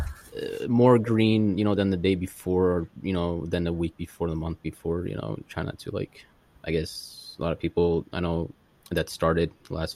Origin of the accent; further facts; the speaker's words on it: New Jersey, United States; also born or lived in Massachusetts; I was born in Massachusetts. After they left Massachusetts. They came down to New Jersey, which where I'm at right now